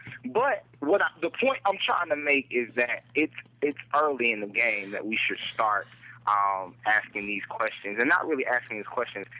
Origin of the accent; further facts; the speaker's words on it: Durham, North Carolina, United States; moved away as an adult; now in Greensboro, United States; she came to Durham from my hometown, Bull City, all day.